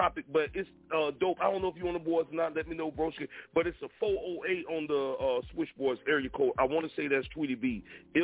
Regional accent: Florida, United States; I'm born and raised in Florida.

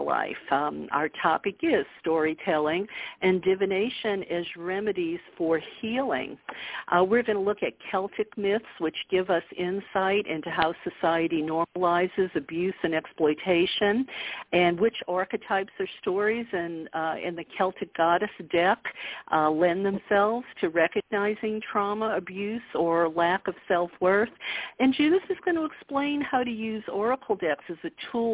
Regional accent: the South, United States; I grew up in the South

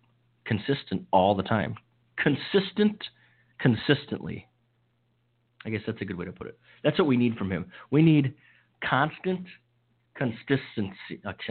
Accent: Upper Michigan and Wisconsin, Midwest, United States; moved away as an adult; also born or lived in St. Thomas; spent most of my youth and some of my adult years in cold weather between Upper Michigan and Wisconsin.

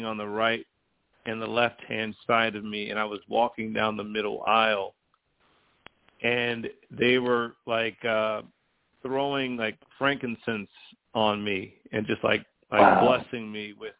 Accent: Cleveland, Ohio, United States; now in Boise, United States; I grew up in Cleveland, Ohio.

